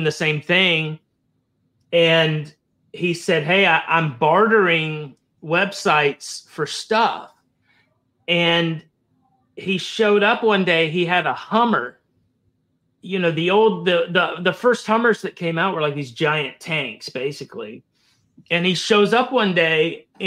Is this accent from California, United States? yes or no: no; Florida, United States; I grew up in Florida. I was a native Floridian growing up